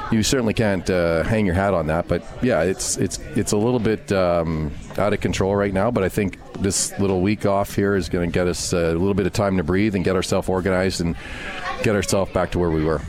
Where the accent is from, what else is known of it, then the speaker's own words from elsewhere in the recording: Montreal, Quebec, Canada; I grew up in Montreal, so huge Rusty Staub Montreal Expos